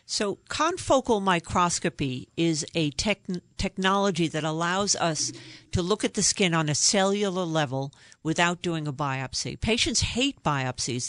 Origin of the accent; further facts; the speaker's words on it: New York, United States; I'm originally from New York. You can probably tell from my accent